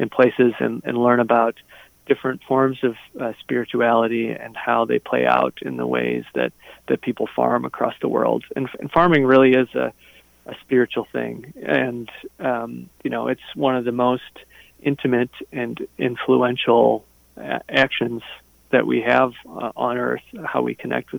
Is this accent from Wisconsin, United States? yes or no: yes; Kickapoo Valley, southwestern Wisconsin, United States; I grew up in the Driftless area, the Kickapoo Valley in southwestern Wisconsin